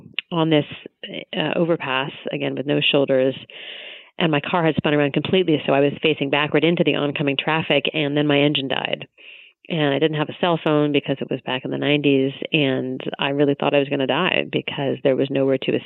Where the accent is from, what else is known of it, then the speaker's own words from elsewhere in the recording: Tacoma, Washington, United States; my hometown of Tacoma